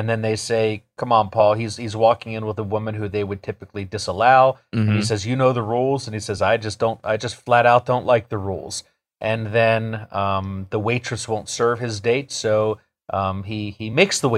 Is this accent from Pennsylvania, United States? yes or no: yes; Pittsburgh, Pennsylvania, United States; my hometown this year of Pittsburgh